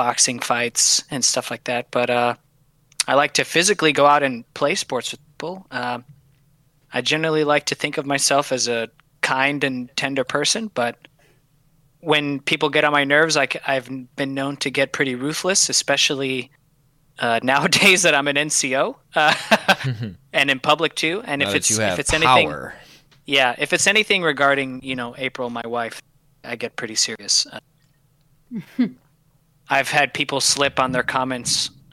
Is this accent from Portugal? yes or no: no; Puerto Rico; moved away as an adult; also born or lived in Michigan / Alabama; I was born in Michigan. Mom's from Puerto Rico. Most of my family's from Puerto Rico. And then my mom took me back to Puerto Rico with my sister, and I was raised there